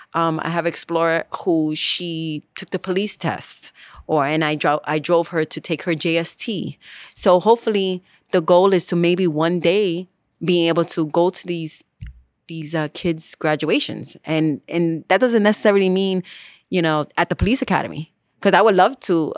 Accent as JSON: {"language": "English", "town": "New York City", "region": "New York", "country": "United States", "said": "I am from the Bronx"}